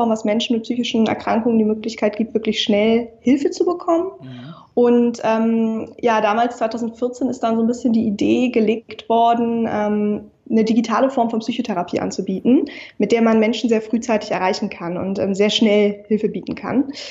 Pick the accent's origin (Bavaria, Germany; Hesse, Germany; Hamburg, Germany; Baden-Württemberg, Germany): Hamburg, Germany; now in Berlin, Germany; Ich bin ähm, 27 Jahre alt. Ich komme aus Hamburg, um einmal kurz die, ja. die Fakten ähm, auf den Tisch zu legen. Ich sitze aber gerade in Berlin.